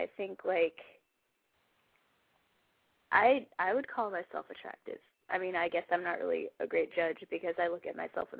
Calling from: Maryland, United States; From Maryland.

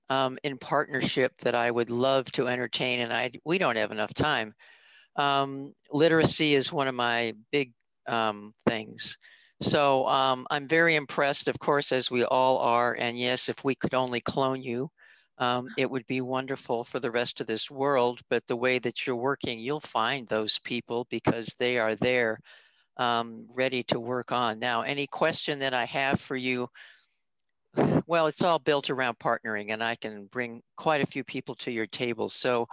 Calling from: Arizona, United States; I'm calling in from Arizona

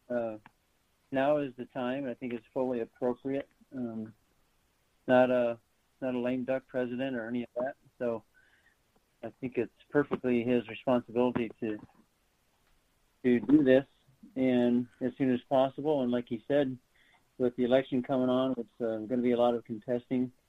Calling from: Greeley, Colorado, United States; I live in Greeley, Colorado, which is northern Colorado

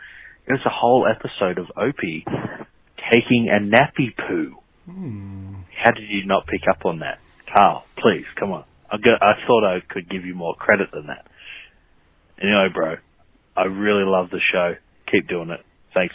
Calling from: Australia; I'm calling from Australia

